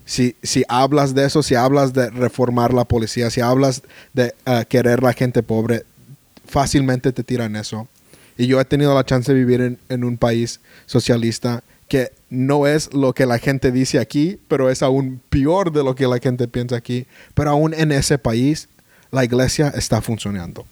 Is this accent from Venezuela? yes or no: no; United States; Spanish is a second language; como americanos